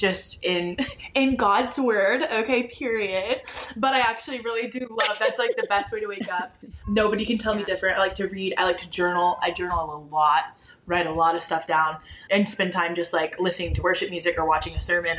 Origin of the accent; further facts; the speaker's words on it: Dallas, Texas, United States; I'm actually from Dallas, born and raised in Dallas, Texas